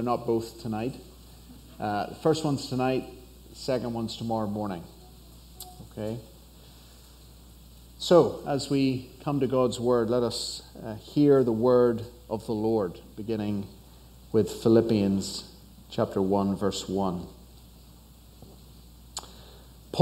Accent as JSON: {"language": "English", "region": "Northern Ireland", "country": "United Kingdom", "moved": "as an adult", "lives_now": "United States", "said": "I'm from Northern Ireland, on the other side of the Atlantic. So that's where the accent is from"}